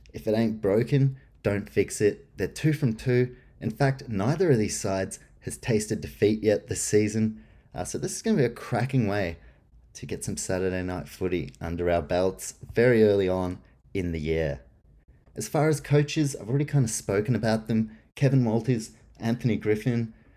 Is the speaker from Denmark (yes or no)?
no; New Zealand; moved away; also born or lived in Canberra, Australia; I was born in New Zealand